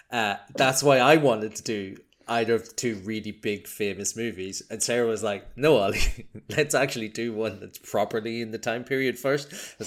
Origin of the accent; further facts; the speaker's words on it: Ireland; accent: Irish; I'm a physics guy. I'm Irish, as you can tell from my delightful accent.